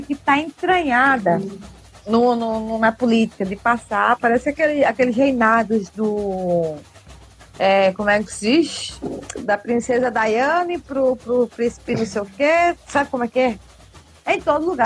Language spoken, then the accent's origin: Portuguese; Northeast Region, Brazil; eu sou do Nordeste